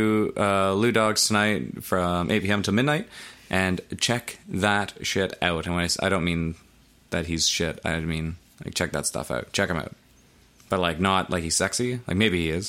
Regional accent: North Bay, Ontario, Canada; we're from North Bay

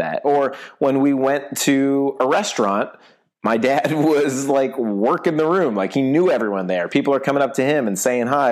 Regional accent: Shaker Heights, Ohio, United States; moved away as an adult; also born or lived in Syracuse, New York; now in Los Angeles, United States; I grew up in Shaker Heights, Ohio, which is the first suburb right outside of Cleveland

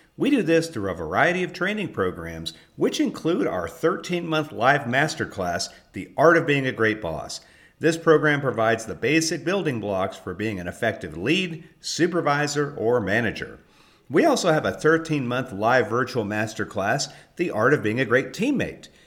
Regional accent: California, United States; moved away; I actually was born in California

